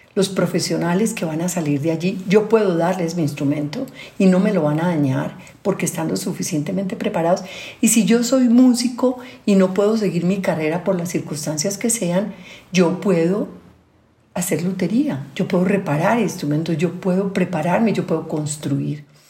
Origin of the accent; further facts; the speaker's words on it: Colombia; also born or lived in Europe; con mi gente, en mi tierra